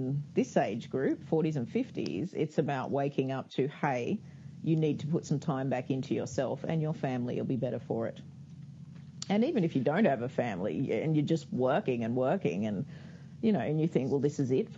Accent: Australia; I'm Australian, so a lot of the resources are Australian, but we still speak English out here

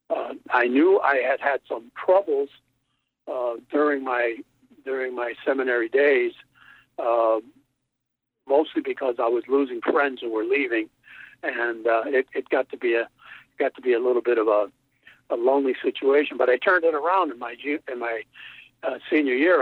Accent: Connecticut, United States; my hometown in Connecticut

